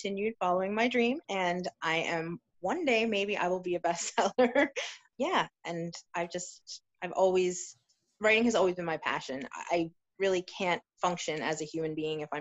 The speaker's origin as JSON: {"language": "English", "region": "New York", "country": "United States", "tie": "born or raised there", "said": "I was born and raised in New York, and I'm still here"}